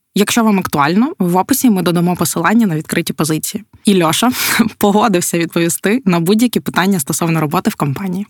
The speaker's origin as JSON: {"language": "Ukrainian", "region": "Podillia", "country": "Ukraine", "said": "ми ж ми ж з Поділля"}